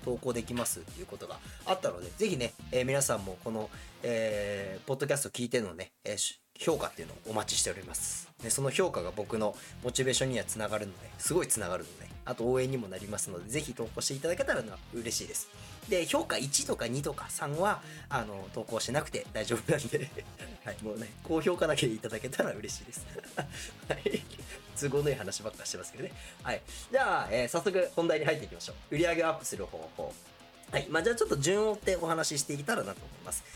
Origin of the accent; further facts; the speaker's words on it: Gunma, Japan; 僕は群馬県っていうね、まあ、すごい田舎のところ出身なんで